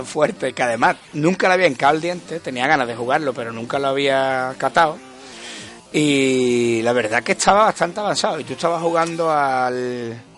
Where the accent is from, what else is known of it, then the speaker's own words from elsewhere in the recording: Conil de la Frontera, Andalusia, Spain; now in Seville, Spain; mi pueblo, en Conil